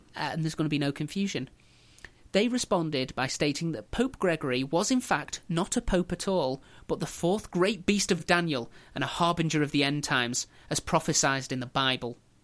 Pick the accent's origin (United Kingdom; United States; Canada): United Kingdom; England; we as English